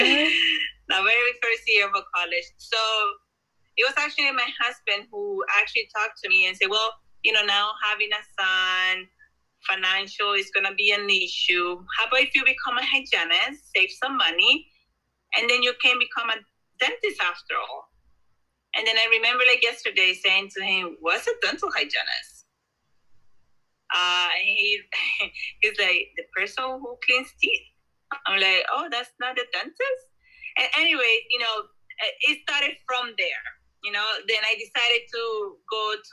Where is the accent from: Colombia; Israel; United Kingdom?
Colombia; now in New Jersey, United States; I was born and raised in Colombia